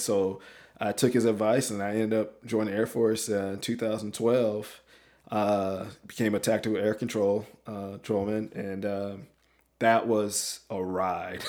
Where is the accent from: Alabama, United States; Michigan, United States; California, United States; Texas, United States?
Alabama, United States; moved away as an adult; also born or lived in Washington State; born and raised in Alabama, roll tide